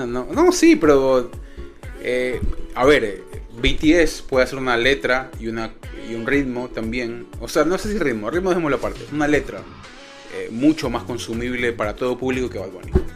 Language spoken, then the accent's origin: Spanish; Ecuador; uno como ecuatoriano